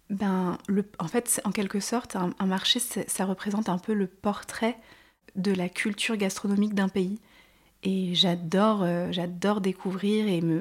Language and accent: French; Grenoble, Auvergne-Rhône-Alpes, France; j'ai grandi à, à Grenoble, au cœur des Alpes, donc j'ai toujours été passionnée de nature et de montagne. j'ai des origines allemandes, ma grand-mère était allemande